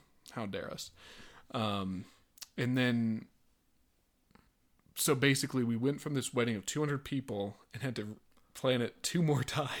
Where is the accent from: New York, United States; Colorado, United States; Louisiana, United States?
Colorado, United States; Lakewood; So we had this huge wedding planned at the church that we grew up at here in Lakewood, Colorado.